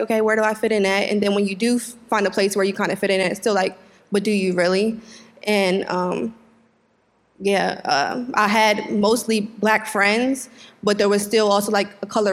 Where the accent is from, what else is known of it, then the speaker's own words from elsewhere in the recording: Wilmington, United States; I was raised in Wilmington